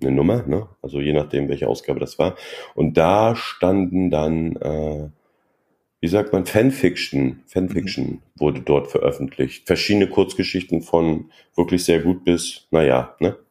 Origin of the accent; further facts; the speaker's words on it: Mecklenburg-Vorpommern, Germany; ich komme aus Mecklenburg-Vorpommern und äh, bin ein DDR-Kind